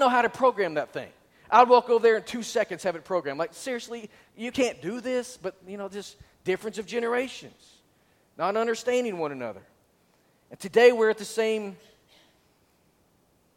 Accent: Northwest Arkansas, United States; I was from Northwest Arkansas

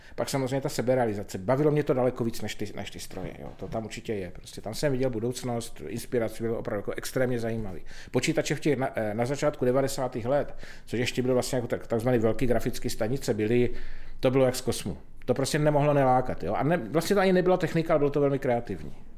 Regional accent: Pálava region, South Moravian Region, Czechia; jsem vyrůstal v Podpálavu, což je teda jako naprosto nádherný kraj

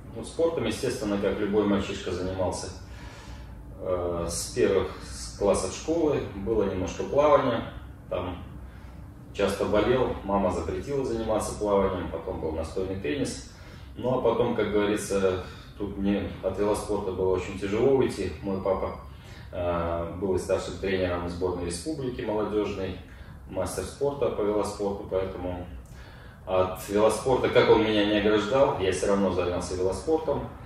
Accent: Mogilev, Mogilev Region, Belarus; also born or lived in Seversk, Tomsk Oblast, Russia; Переехал, 6 лет мне было. Переехали в Могилев.

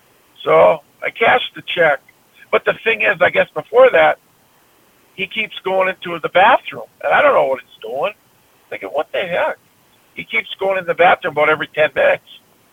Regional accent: Grand Forks, North Dakota, United States; basically I grew up right around Grand Forks, North Dakota, East Grand Forks, Minnesota.

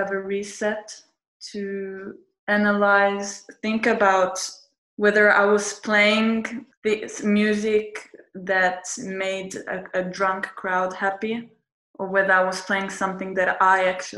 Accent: Italy; also born or lived in Fitzroy, Australia; now in Australia; Was born in Australia and grew up in Italy.

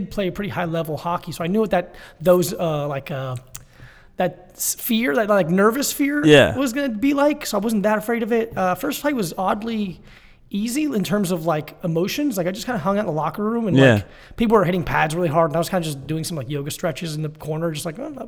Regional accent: Florida, United States; Broward County, like Fort Lauderdale, Miami area.

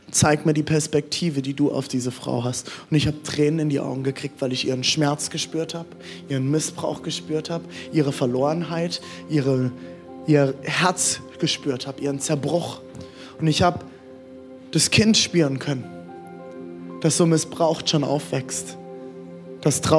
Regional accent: Frankfurt, Hesse, Germany; Ich komme aus Frankfurt. Ich habe in Frankfurt gewohnt. Frankfurt hat U-Bahn.

